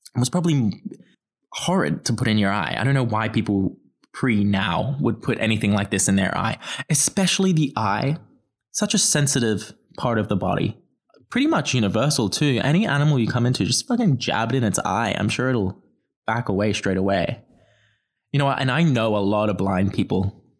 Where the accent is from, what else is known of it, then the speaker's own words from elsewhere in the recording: Australia; I'm from Australia